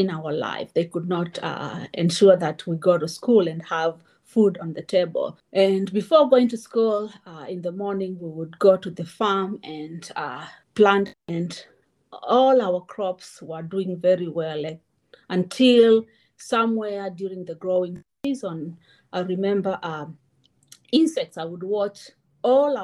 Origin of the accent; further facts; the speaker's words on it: Kenyan coast, Kenya; also born or lived in Auburn, Alabama, United States; now in Urbana-Champaign, United States; I am currently living in Urbana-Champaign, and I grew up in the Kenyan coast.